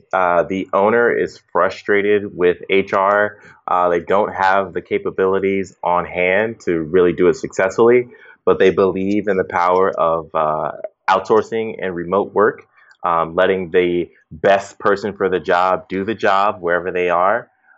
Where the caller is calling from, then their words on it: Baltimore, Maryland, United States; I am coming from Baltimore, Maryland right now.